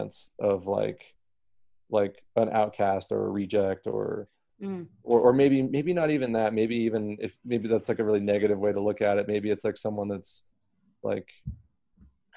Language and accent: English; United States; I have an American passport